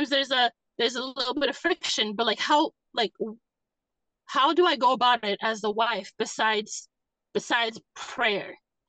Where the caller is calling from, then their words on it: Massachusetts, United States; I'm calling in from Massachusetts.